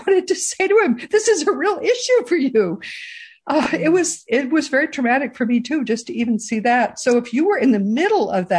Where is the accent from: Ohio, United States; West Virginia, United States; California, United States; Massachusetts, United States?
Massachusetts, United States; Boston; moved away; we're from originally from the Boston area